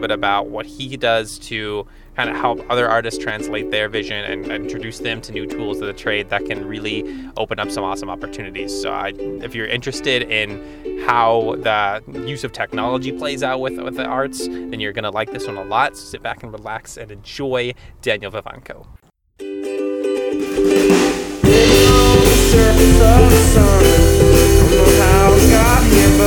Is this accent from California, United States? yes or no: no; Sierra Vista, Arizona, United States; I'm from Sierra Vista